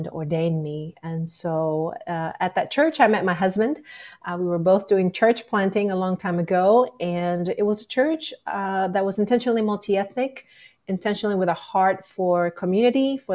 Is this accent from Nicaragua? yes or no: yes; Nicaragua; moved away as an adult; also born or lived in Little Rock, Arkansas; now in United States; I am originally from Nicaragua. That's where I grew up. But I came to the U.S. For college